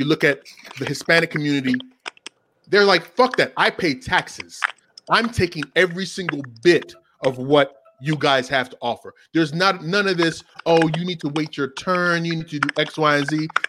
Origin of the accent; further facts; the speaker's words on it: Nigeria; Yeah, you're from Cameroon and he's from Ghana and I'm from Nigeria, but it's that African continent and the imperialism that we faced that unifies us when we come to this country